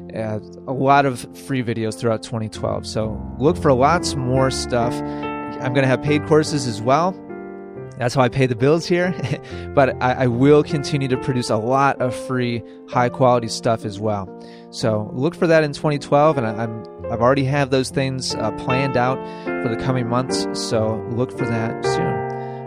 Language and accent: English; Spain; moved away as an adult; now in Bernardsville, United States; I am from Spain. I am working here